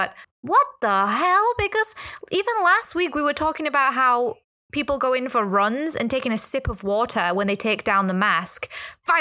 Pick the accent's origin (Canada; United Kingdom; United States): United Kingdom; England; now in Hong Kong; I'm white. I'm from England.